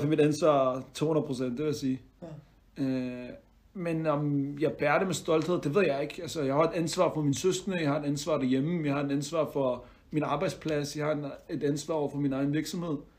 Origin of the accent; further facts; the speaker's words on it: Denmark; jeg er dansk marokkaner i den forstand, at mine forældre er fra Marokko af, mm. men øh, jeg er født og opvokset her